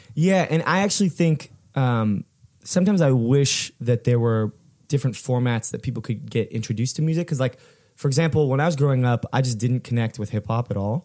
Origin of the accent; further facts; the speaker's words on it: Fullerton, California, United States; we grew up in in in Fullerton